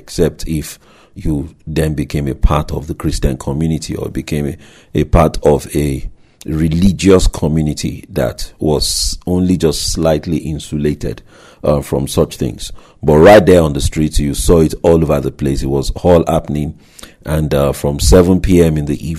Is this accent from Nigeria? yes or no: yes; Nigeria; moved away; my home country, Nigeria